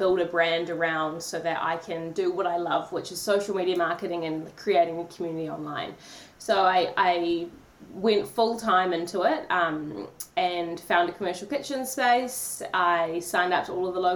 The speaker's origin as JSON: {"language": "English", "town": "Tauranga", "region": "Bay of Plenty", "country": "New Zealand", "tie": "born or raised there", "also_born_or_lived": "Auckland", "said": "I was born in Tauranga, went to Auckland University to study for 3 years"}